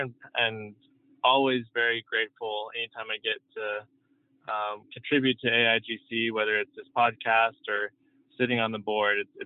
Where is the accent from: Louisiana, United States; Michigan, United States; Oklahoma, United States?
Oklahoma, United States; Norman; moved away as an adult; also born or lived in Colorado / Bay Area, California; now in Los Angeles, United States; I grew up in Norman, Oklahoma